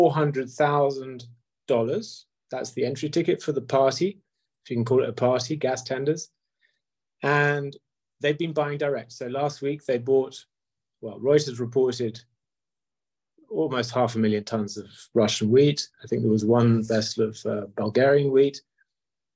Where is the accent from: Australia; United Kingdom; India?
United Kingdom; And I'm British